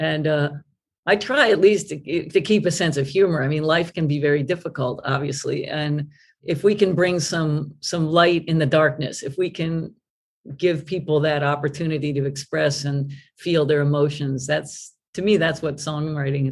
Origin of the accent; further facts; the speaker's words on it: New York area, United States; now in New York, United States; I was from New York, the area.